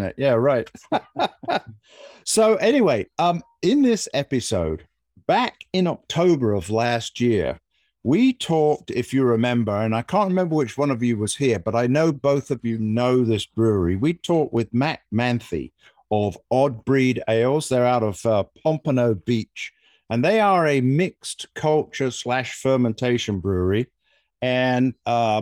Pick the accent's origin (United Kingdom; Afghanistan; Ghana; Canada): United Kingdom; moved away; I'm the Brit